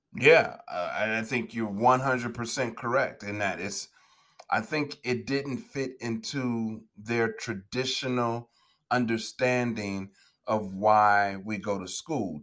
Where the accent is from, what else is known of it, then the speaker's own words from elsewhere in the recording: Chicago, Illinois, United States; I'm from the south side of Chicago, born and raised in the States